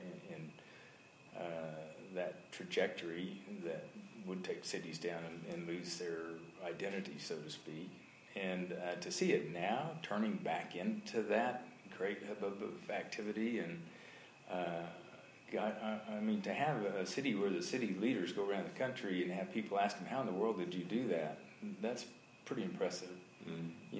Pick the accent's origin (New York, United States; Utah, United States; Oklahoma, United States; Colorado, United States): Oklahoma, United States; Oklahoma City; I was born in St. Anthony's Hospital on a Wednesday afternoon at 6:30 p.m. You know, over here, back there in about 1953 or so.